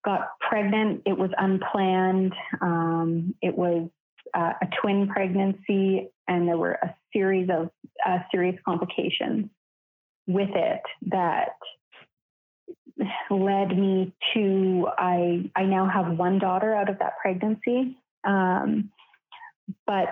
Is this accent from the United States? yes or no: no; Canada; also born or lived in Vancouver, Canada; I'm from Canada and I live on the West Coast and was living in Vancouver at the time.